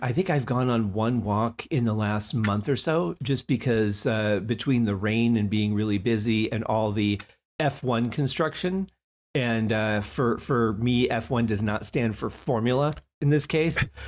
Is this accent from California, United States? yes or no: no; Detroit, Michigan, United States; I grew up in Motown